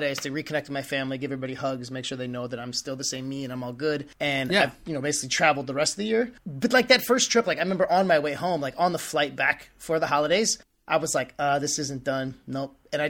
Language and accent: English; United States; I had never really had a past like with like any cocaine use or anything growing up in the States